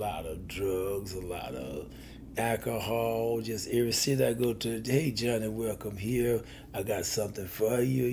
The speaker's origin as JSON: {"language": "English", "town": "Purvis", "region": "Mississippi", "country": "United States", "tie": "born or raised there", "moved": "yes", "said": "Down on the Gulf Coast of Mississippi, Gulfport, Hattiesburg area, in a little town called Purvis, Mississippi"}